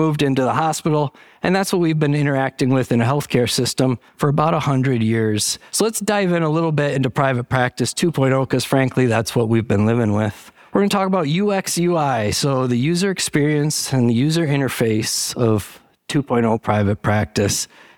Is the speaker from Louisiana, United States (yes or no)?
no; Michigan, United States; I grew up in the Valley, right in the Bay Area. Went to school by the bridge. Not that bridge. It was the Great Lakes Bay Area. It's less famous. It's in Michigan. The Saginaw Valley is about 50,000 people.